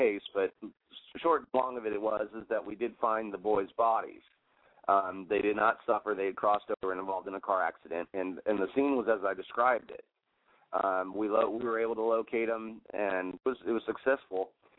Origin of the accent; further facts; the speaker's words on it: Elizabeth, New Jersey, United States; born there; I was born in Elizabeth, at St. Barnabas, St. Louis Hospital.